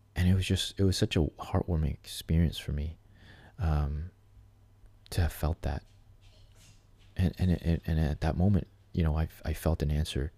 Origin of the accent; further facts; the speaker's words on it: Canada; somebody like me as a Canadian